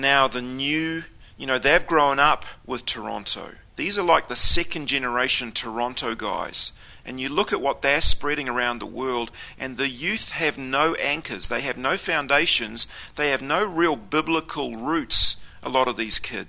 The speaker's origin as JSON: {"language": "English", "region": "Auckland", "country": "New Zealand", "tie": "born or raised there", "said": "I was brought up in the Pentecostal movement. We went to Assembly of God every week, the biggest Assembly of God in Auckland City."}